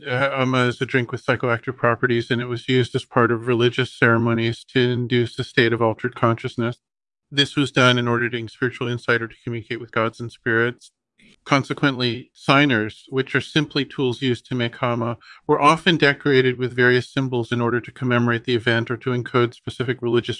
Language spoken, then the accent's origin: English; Berkeley, California, United States; also born or lived in Los Angeles, United States; Well, I was born in Berkeley, CAA, and grew up there and in Los Angeles.